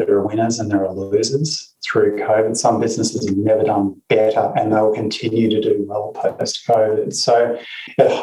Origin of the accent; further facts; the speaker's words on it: Perth, Western Australia, Australia; I was born in Perth in Western Australia, and there are black swans everywhere.